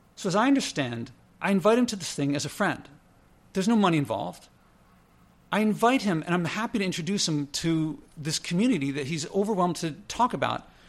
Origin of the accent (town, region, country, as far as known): United States